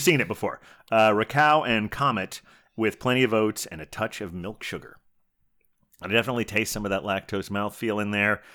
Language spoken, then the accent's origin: English; Dayton, Ohio, United States; moved away; where I grew up in Dayton, Ohio